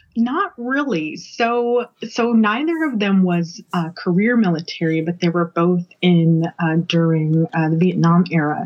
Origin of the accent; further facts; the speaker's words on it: Colorado, United States; I grew up in Colorado, but I spent all of the summers of my youth in Louisiana